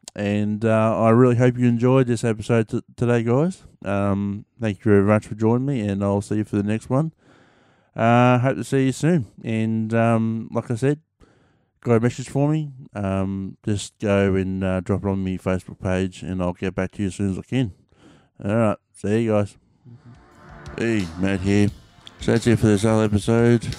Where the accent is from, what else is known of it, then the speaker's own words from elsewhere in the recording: Melbourne, Victoria, Australia; also born or lived in Echuca, Victoria / Gunbower, Victoria; I was raised up there. Uh, I was raised down in Melbourne because uh, I needed it for schooling, but I was born in Echuca